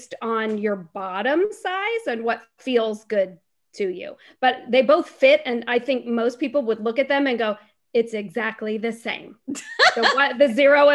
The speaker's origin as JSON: {"language": "English", "town": "Fairfax", "country": "United States", "said": "I'm from Fairfax"}